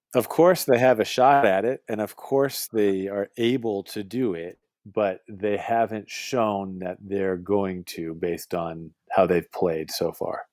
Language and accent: English; Boston, Massachusetts, United States; moved away as an adult; now in West Coast, United States; I moved away from Boston close to 15 years ago now to live on the West Coast